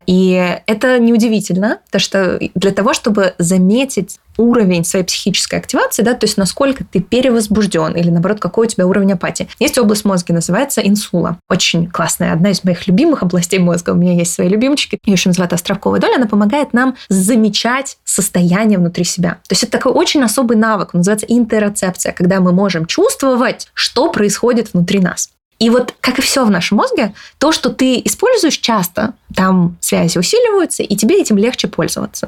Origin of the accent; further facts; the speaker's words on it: Kyrgyzstan; Я родилась э, в, под Кыргызстаном э, в Советском Союзе. Мы тяжело жили с родителями